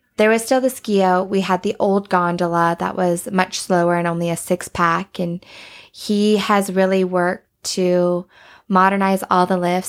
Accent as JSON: {"language": "English", "town": "Banff", "region": "Alberta", "country": "Canada", "tie": "born or raised there", "said": "growing up in Banff"}